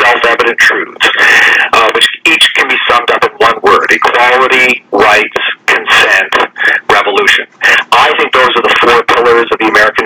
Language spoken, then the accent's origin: English; Ontario, Canada; now in United States; I was born and raised in Ontario, Canada.